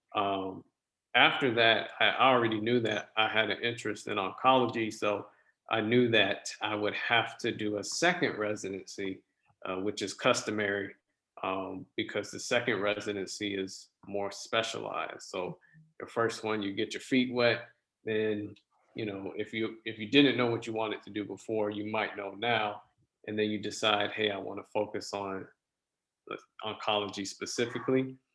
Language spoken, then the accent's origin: English; West Palm Beach, Florida, United States; I was born and raised in South Florida, uh, West Palm Beach to be exact